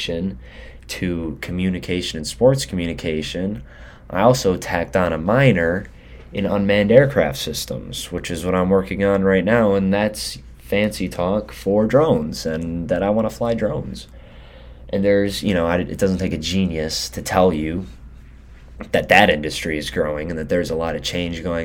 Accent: Detroit, Michigan, United States; moved away as an adult; also born or lived in Ypsilanti, Michigan; now in Grand Forks, United States; I am from Southeast Michigan. I'm from the metro area, from the metro Detroit. Spent most of my time there. Moved around a couple times

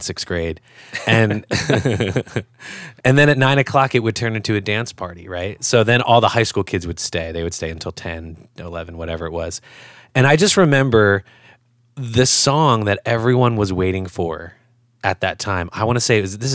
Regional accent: Philadelphia, Pennsylvania, United States; we're from the Philadelphia area. We're from the Northeast

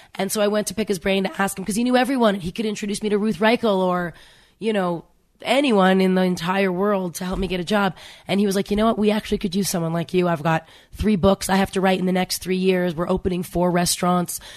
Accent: Canada; I grew up in Canada

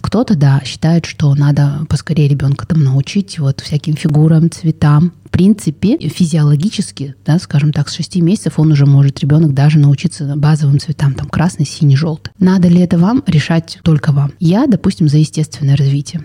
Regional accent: Kazakhstan

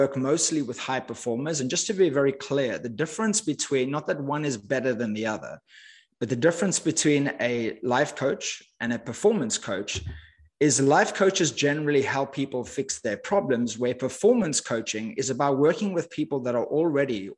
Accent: Cape Town, Western Cape, South Africa; moved away as an adult; I grew up in Cape Town, South Africa. As I mentioned, I lived there for the first 20 years of my life.

